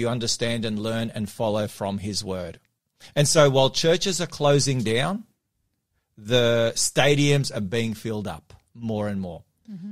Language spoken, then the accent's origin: English; Melbourne, Victoria, Australia; now in Sydney, Australia; my hometown of Melbourne.